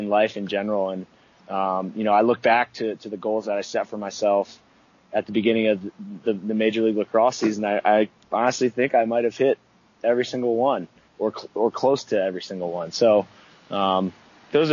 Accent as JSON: {"language": "English", "town": "Baltimore", "region": "Maryland", "country": "United States", "tie": "born or raised there", "moved": "yes", "said": "growing up in Baltimore"}